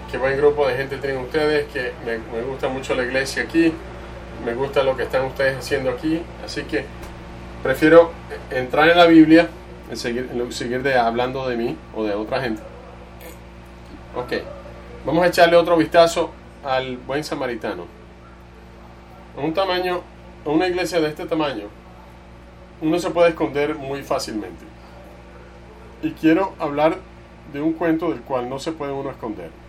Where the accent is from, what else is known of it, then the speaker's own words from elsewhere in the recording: Texas, United States; soy de, Texas, de Texas y eh, es verdad, toda la gente, eh, las, cosas, las cosas son bien grandes en Texas, yo, yo allá soy un hombre pequeño